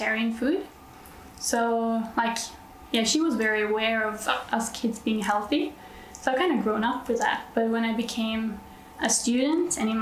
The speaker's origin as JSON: {"language": "English", "country": "Norway", "said": "I'm from Norway"}